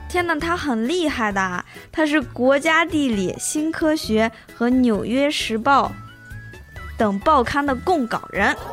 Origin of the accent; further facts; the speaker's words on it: China; 咱们是中国人